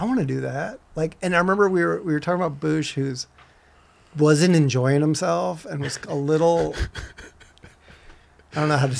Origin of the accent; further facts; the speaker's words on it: St. Louis, Missouri, United States; moved away; also born or lived in San Francisco; I'm from St. Louis, Missouri originally, and the Mississippi River's there.